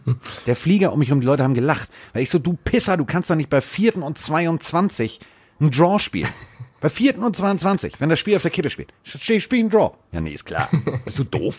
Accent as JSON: {"language": "German", "region": "Hamburg", "country": "Germany", "also_born_or_lived": "Sauerland", "said": "als Hamburger im Sauerland"}